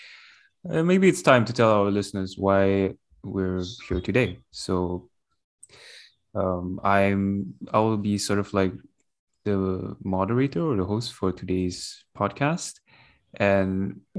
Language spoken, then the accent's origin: English; Brunei; I'm from Brunei, Darussalam